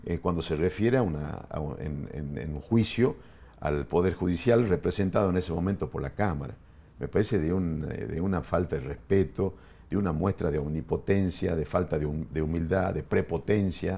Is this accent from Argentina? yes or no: yes; Argentina; Nosotros como los argentinos